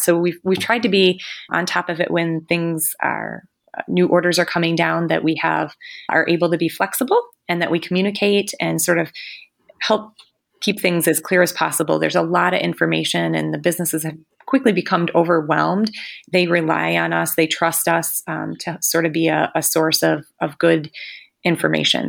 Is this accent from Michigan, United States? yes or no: yes; Utica, Michigan, United States; also born or lived in Mount Pleasant, Michigan; now in Frankenmuth, United States; I grew up in Utica, Michigan. That's in Macomb County, down in Southeast Michigan.